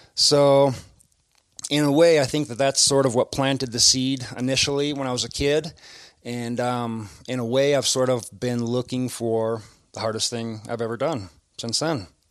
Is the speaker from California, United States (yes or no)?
no; Wisconsin, United States; accent: Midwest; moved away; my Midwest accent.